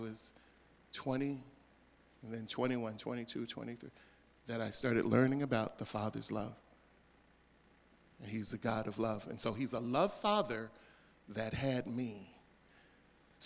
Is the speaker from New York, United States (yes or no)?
no; Philadelphia, Pennsylvania, United States; I was born in 1963 in Philadelphia at Children's Hospital